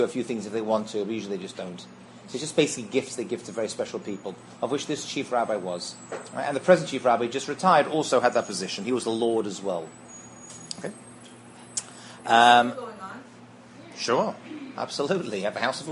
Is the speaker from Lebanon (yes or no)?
no; England, United Kingdom; I'm English.